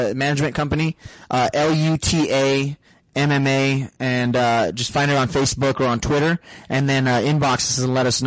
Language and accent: English; Sahuarita, Arizona, United States; that's in the city where I grew up in Sarita